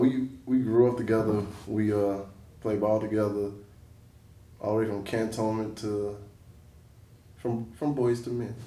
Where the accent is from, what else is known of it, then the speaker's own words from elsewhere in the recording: Quintette, Florida, United States; We kids from a small country town outside of Pensacola.